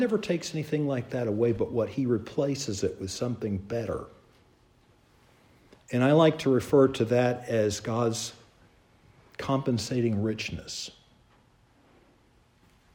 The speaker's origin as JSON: {"language": "English", "town": "Charleston", "region": "South Carolina", "country": "United States", "tie": "born or raised there", "said": "I grew up in Charleston, South Carolina"}